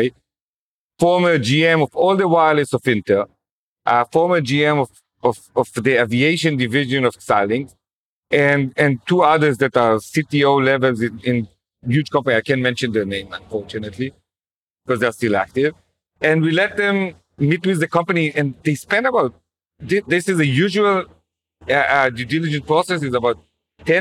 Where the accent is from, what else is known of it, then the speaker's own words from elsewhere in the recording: Jerusalem, Jerusalem District, Israel; growing up in Jerusalem, I noticed how as a secular kid, I didn't know anyone who's religious